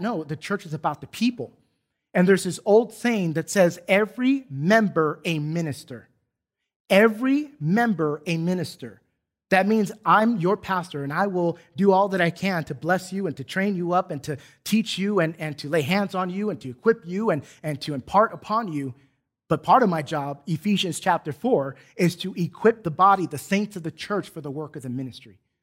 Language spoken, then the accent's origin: English; San Diego, California, United States; now in Duncanville, United States; I specifically could read graffiti in my hometown